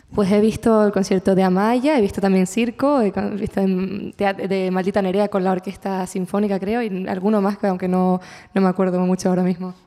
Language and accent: Spanish; La Palma, Canary Islands, Spain; mi tierra